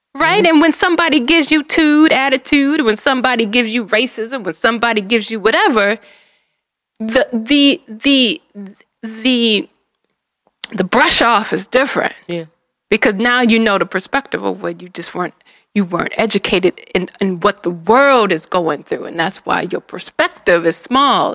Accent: Detroit, Michigan, United States; I'm from Detroit

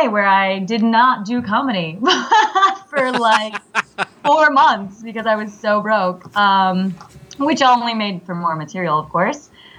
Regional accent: Midwest, United States; I'm from the Midwest as well

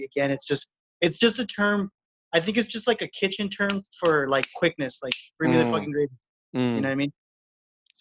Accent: United States; I am from, you know, the border

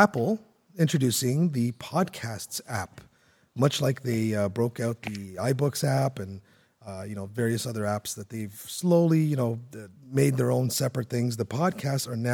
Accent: Canada; also born or lived in Toronto; I'm Canadian.

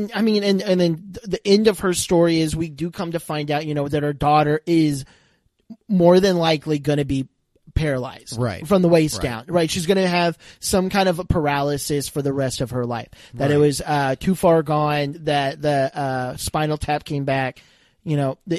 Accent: Houston, Texas, United States; we're from Houston.

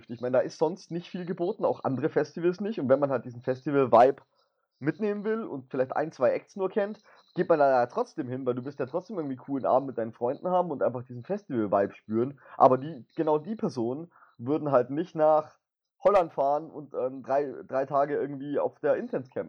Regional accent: Baden-Württemberg, Germany; Ich bin Schwabe.

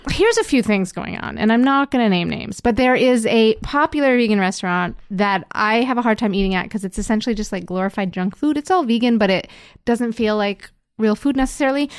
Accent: Endicott, New York, United States; also born or lived in Montreal; now in Toronto, Canada; I'm from Endicott, which is a small town in upstate New

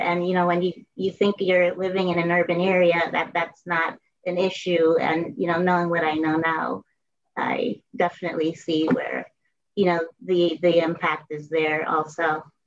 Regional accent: Bridgeport, Connecticut, United States; I grew up in Bridgeport, Connecticut

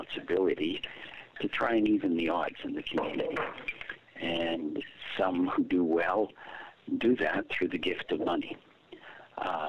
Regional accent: Toronto, Ontario, Canada; also born or lived in Trinidad / Chicago; You and I grew up in Toronto when it was a white city.

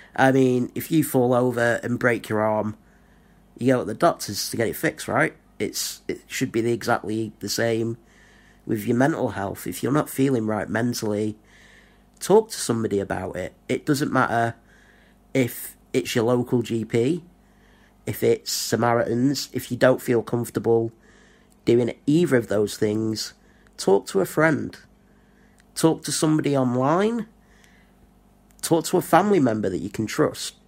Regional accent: Blackpool, North West England, United Kingdom; moved away as an adult; now in Rotherham, United Kingdom; I was born in Blackpool, which is in the northwest of England. Didn't really fit in at school. Went to college

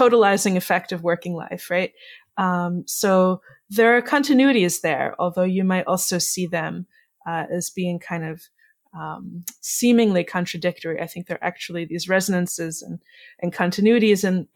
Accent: New York City, New York, United States; now in Chicago, United States; where I grew up was in the Bronx in what was known as the Amalgamated Cooperatives

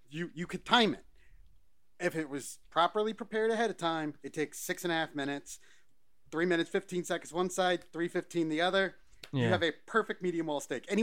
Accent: Scotland, United Kingdom; Well, I'm Scottish, so anything potatoes go on everything.

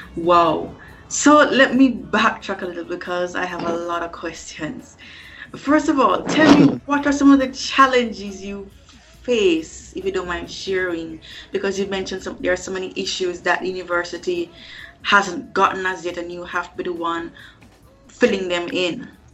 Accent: Kingston, Jamaica; the certified diva from kingston jamaica which is located in the caribbean

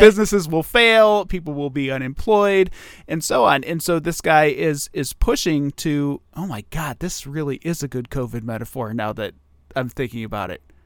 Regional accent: Toledo, Ohio, United States; I grew up in Toledo

